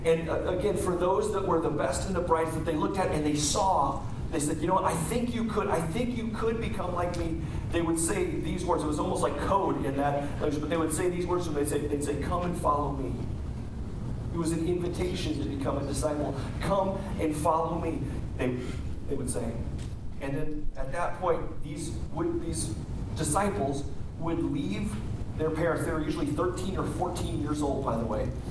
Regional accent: United States; as American Christians

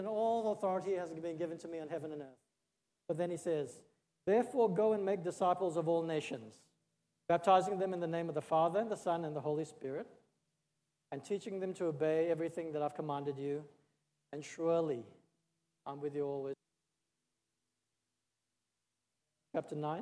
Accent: Australia; moved away as an adult; also born or lived in Singapore / India; I was born in Singapore, but I grew up in Australia. I spent 30 years there

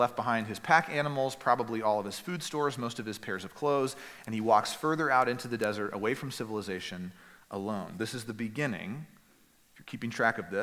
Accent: East Texas, United States; moved away; Where I grew up in East Texas

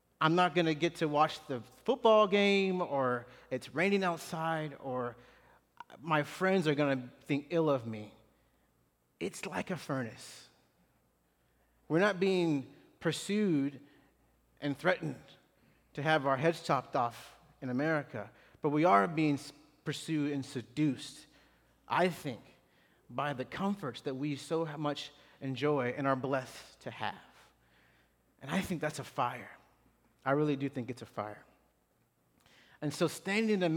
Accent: Clarksville, Tennessee, United States; moved away as an adult; now in Houston, United States; small town, Clarksville, Tennessee. Don't bother going by there. But it's my hometown

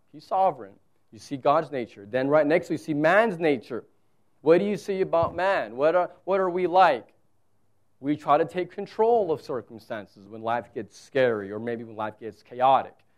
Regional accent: South Texas, United States; moved away; I'm from South Texas where it's like here it's desert

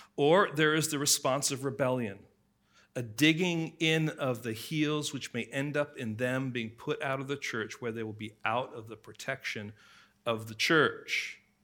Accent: England, United Kingdom; growing up in England

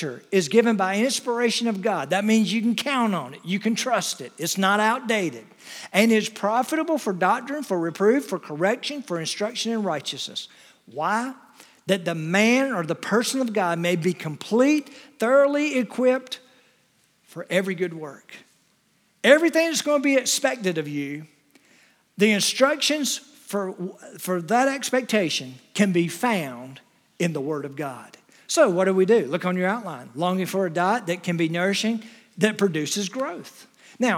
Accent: Wilmington, United States; I grew up in the Wilmington area. We had two channels when I was growing up

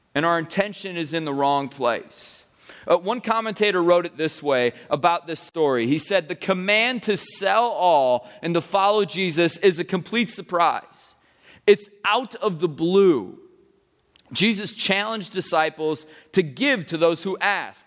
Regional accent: United States; as American people

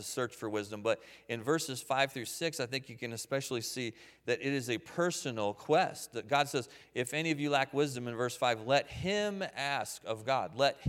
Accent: Waynesboro, United States; And I grew up here in Waynesboro, and we lived on Henry Avenue at the time, out behind Roses.

